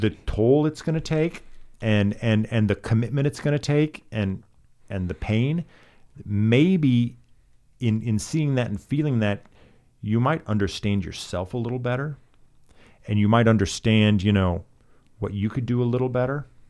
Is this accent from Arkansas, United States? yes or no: no; Alaska, United States; now in Los Angeles, United States; I'm from Alaska